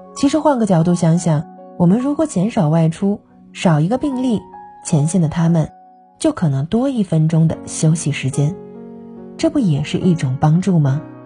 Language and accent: Chinese; China; 因为我们都是中国人